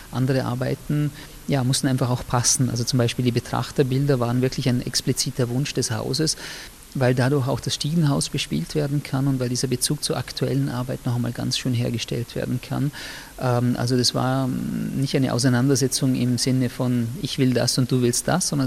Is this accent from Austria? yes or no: yes; Austria; weil ich als Österreicher, der, äh, ich würde mal sagen, in der Erinnerungskultur der 80er und 90er Jahre aufgewachsen und sozialisiert worden ist